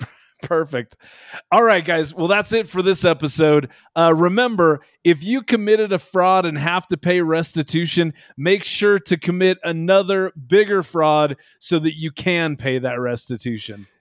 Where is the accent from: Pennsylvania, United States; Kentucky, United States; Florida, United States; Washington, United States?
Washington, United States; now in Utah, United States; I grew up in Washington State